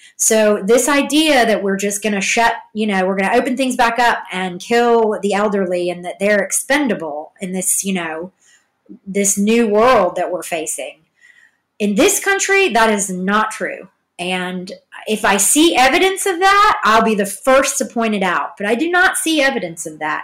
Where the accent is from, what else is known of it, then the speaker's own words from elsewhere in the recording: Georgia, United States; also born or lived in Hollywood; now in Los Angeles, United States; I'm from Georgia